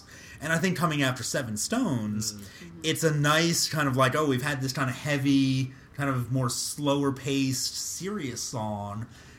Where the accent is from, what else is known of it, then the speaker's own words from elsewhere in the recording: United States; being an American teenager in the 80s